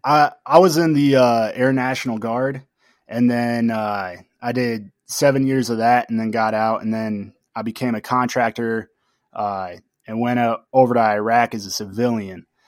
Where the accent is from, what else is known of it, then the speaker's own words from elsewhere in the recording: Tucson, Arizona, United States; I'm born and raised in Tucson